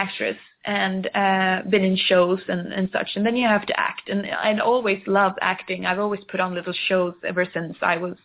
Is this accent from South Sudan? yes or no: no; Gothenburg, Västra Götaland, Sweden; English is a second language; moved away as an adult; now in Stockholm, Sweden; I grew up in Gothenburg, which is on the opposite side of Sweden, on the west side